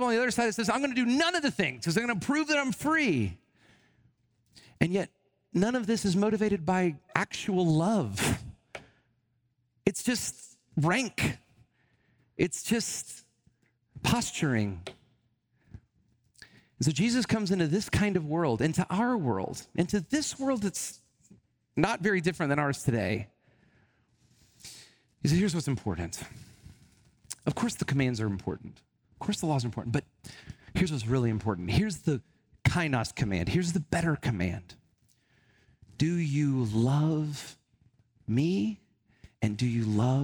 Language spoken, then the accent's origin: English; Alabama, United States; I grew up in a very, you know, kind of traditional setting in Alabama. I'm from Alabama